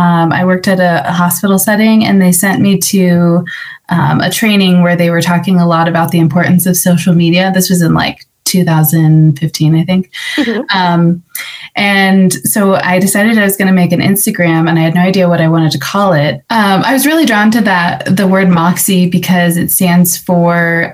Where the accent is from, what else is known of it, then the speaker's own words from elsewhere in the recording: just outside of West Des Moines, Iowa, United States; moved away as an adult; now in Denver, United States; I was born and raised just outside of West Des Moines. I grew up on a farm